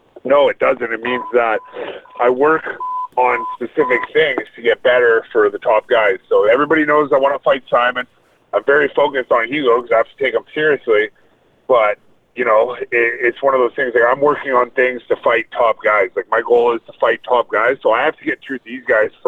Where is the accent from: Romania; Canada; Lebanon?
Canada; Vancouver, British Columbia; now in Vancouver Island, Canada; I grew up in Vancouver